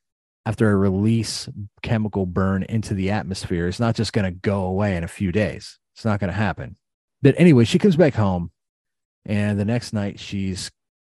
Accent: East Palestine, Ohio, United States; A young lady that I grew up with in East Palestine

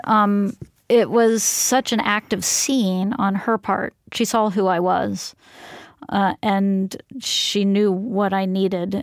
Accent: Florida, United States; also born or lived in Philadelphia; I came from Philadelphia to Florida

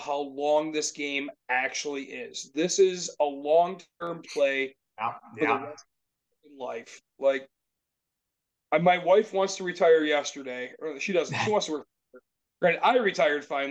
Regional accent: Grand Rapids, Michigan, United States; We're from Grand Rapids area

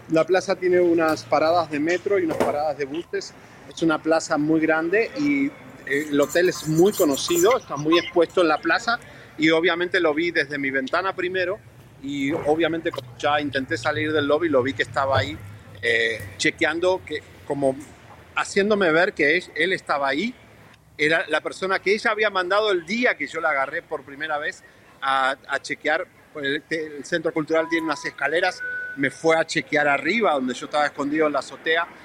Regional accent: United States; yo soy un periodista norteamericano y puedo hacer lo que quiero en la calle con mi celular

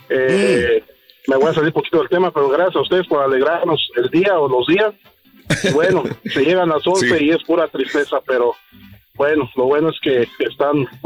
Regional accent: La Piedad, Michoacán, Mexico; yo soy de rancho, como dije orgullosamente, y soy nativo de la Piedad, Michoacán, México.

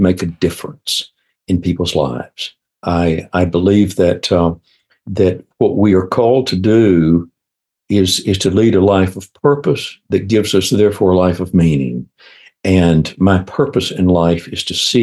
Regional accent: Minden, Louisiana, United States; moved away as an adult; also born or lived in Baton Rouge, Louisiana; now in Atlanta, United States; I grew up in a little town in Louisiana, up in northwest Louisiana, a little town called Minden, outside of Shreveport.

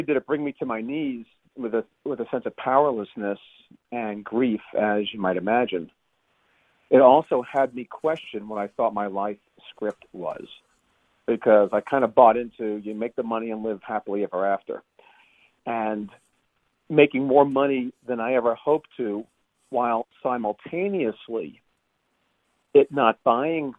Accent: Long Island, New York, United States; moved away; also born or lived in San Francisco area; I grew up on Long Island

